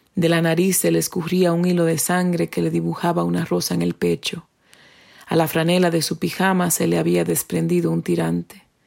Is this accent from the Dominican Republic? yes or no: yes; Dominican Republic; first language Spanish; now in New Hampshire, United States; soy dominicana y resido en New Hampshire, Estados Unidos.